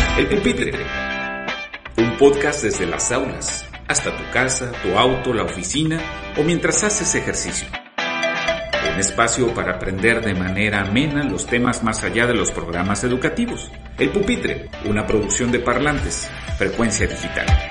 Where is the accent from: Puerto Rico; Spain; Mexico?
Mexico; que soy mexicano